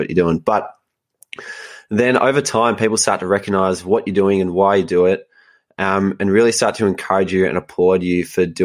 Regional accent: Melbourne, Victoria, Australia; where I grew up in Melbourne, life is pretty comfortable

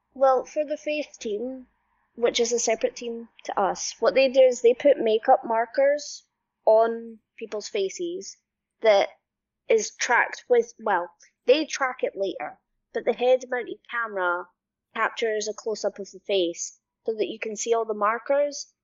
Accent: Scotland, United Kingdom; I'm Scottish and I am a motion capture specialist.

